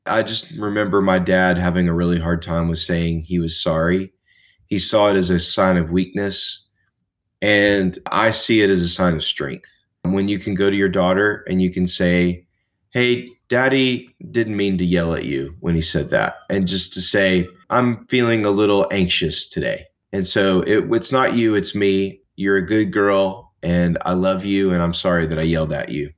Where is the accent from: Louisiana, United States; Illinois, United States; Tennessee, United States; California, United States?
Tennessee, United States; Nashville; I grew up in Nashville, Tennessee